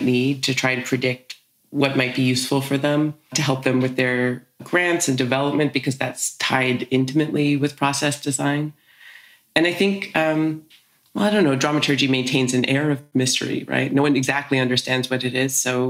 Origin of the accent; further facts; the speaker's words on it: Toronto, Ontario, Canada; born there; also born or lived in United States; now in Vancouver, Canada; I was born in Toronto. My parents are from Winnipeg, but they moved us around a lot as kids. So yeah, I lived in the States a lot growing up.